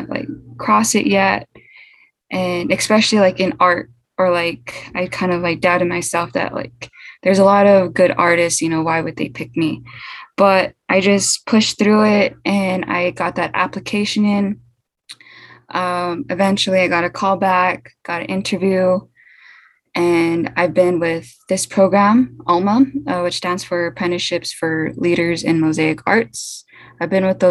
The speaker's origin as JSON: {"language": "English", "town": "Albuquerque", "region": "New Mexico", "country": "United States", "tie": "born or raised there", "also_born_or_lived": "Newcomb, New Mexico / Jemez Pueblo, New Mexico", "said": "I was born in Albuquerque, New Mexico, but kind of raised back and forth between Albuquerque, Newcomb, New Mexico, and Jemez Pueblo."}